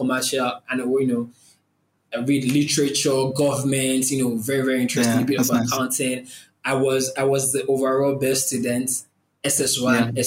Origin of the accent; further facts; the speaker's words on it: Oyo, Nigeria; also born or lived in Lagos, Nigeria; I'm from Oyo State. That's like another state in the country.